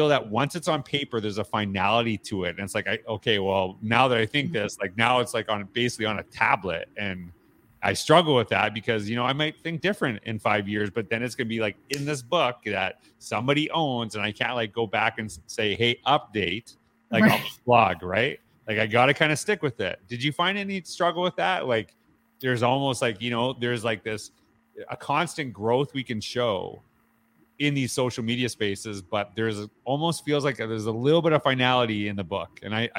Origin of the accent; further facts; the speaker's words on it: Canada; I'm a Canadian, so it's nice to hear.